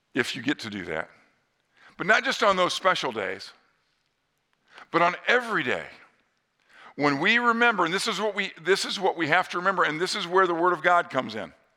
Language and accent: English; northern Indiana, United States; near my hometown in northern Indiana